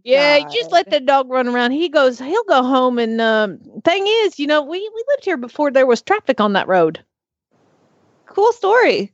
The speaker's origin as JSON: {"language": "English", "region": "Georgia", "country": "United States", "also_born_or_lived": "Atlanta, Georgia", "moved": "yes", "lives_now": "Oklahoma, United States", "said": "I'm from Georgia, but I lived in Atlanta"}